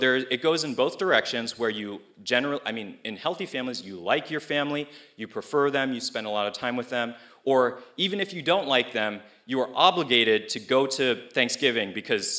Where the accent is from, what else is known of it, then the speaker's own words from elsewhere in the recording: Cupertino, California, United States; I came from Cupertino, which is like the Chinese city or something